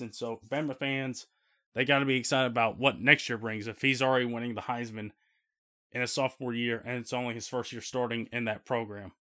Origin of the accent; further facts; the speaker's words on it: Midwest, United States; the storms that were happening around the Midwest on Friday night and with power being knocked out here in my hometown